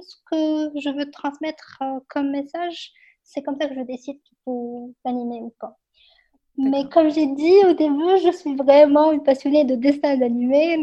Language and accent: French; Morocco; mon enfance dans le Maroc